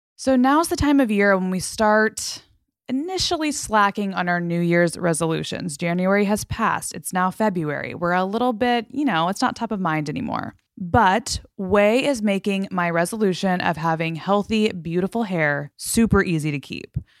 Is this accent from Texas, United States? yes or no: yes; Fort Worth, Texas, United States; moved away; I'm from Fort Worth.